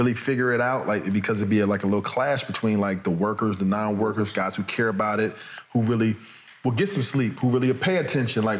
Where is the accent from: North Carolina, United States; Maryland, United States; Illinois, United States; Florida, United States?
Illinois, United States; Chicago; I'm from the South Side of Chicago